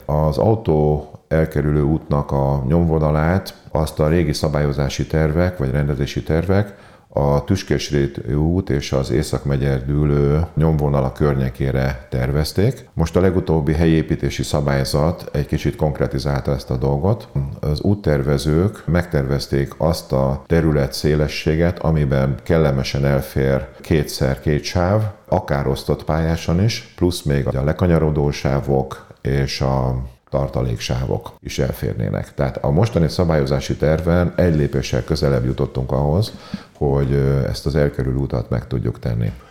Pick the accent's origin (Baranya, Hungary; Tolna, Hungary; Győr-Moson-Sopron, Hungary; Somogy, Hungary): Baranya, Hungary; Pécs; Pécsiként nagyon büszkék vagyunk a Zsolnaira